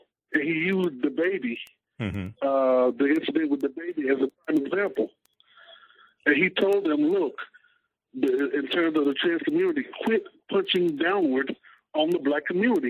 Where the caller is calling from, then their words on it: Hampton Roads, Virginia, United States; I'm calling from Hampton Roads, Virginia.